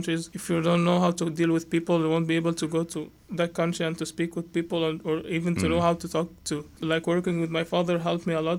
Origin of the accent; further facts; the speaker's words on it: Giza Governorate, Egypt; moved away as an adult; now in Canada; I was born and raised in Egypt since I was a kid until like I came here